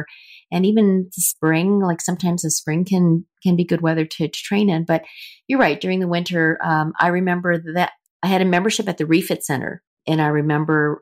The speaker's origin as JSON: {"language": "English", "town": "Winnipeg", "region": "Manitoba", "country": "Canada", "said": "I was from Canada"}